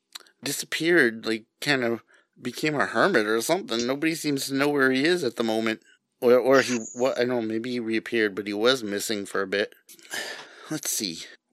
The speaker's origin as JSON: {"language": "English", "region": "New England", "country": "United States", "accent": "New England", "said": "That was my New England accent coming out right there."}